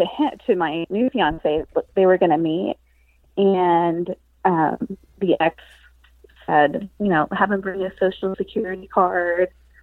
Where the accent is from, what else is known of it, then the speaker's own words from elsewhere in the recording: Texas, United States; Where I've never been anywhere else. So.